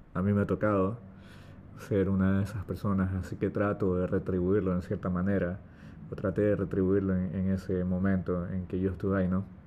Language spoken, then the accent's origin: Spanish; Ecuador; Nuestro país